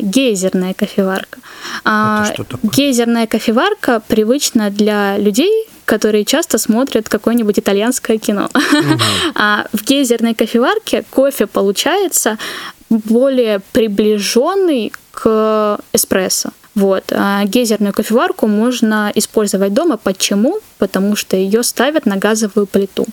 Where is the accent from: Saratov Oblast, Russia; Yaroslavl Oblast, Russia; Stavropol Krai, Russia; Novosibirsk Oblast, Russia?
Stavropol Krai, Russia; Pyatigorsk; moved away; в Пятигорске, откуда я родом